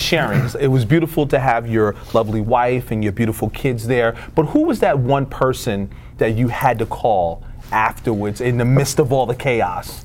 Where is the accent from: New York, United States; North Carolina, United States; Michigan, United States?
New York, United States; I'm from New York, so yeah. I worked with the Jets